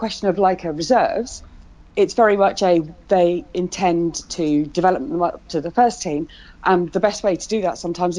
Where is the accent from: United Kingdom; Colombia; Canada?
United Kingdom; England; we're English, not American